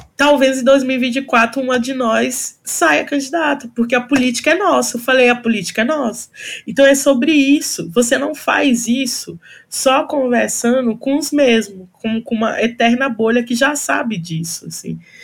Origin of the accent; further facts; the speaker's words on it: São Paulo, Brazil; also born or lived in Northeast Brazil; eu sou nordestina, eu vim para cá, para São Paulo, com oito anos de idade